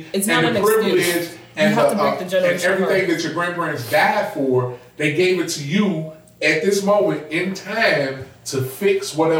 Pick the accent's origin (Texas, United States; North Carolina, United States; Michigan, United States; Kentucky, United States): Kentucky, United States; I'm from Kentucky.